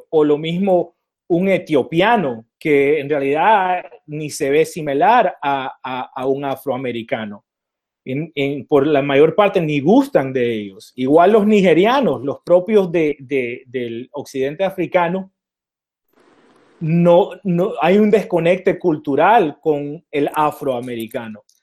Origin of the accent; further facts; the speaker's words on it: Nicaragua; Y esto nos informa del momento como hispanos en Estados Unidos, porque siendo nicaragüense, nosotros tenemos negros y tenemos blancos, ¿verdad?